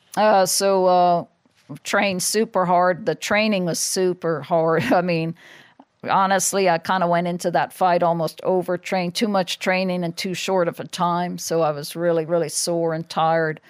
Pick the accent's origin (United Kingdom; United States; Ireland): Ireland; moved away; I'm probably the only world champion in history that's not allowed to fight in their own country